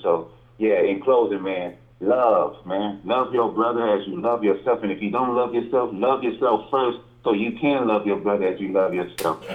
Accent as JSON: {"language": "English", "town": "Riverside", "country": "United States", "tie": "born or raised there", "said": "growing up in Riverside"}